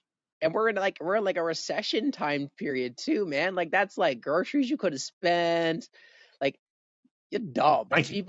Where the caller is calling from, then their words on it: Canada; I'm talking from Canada.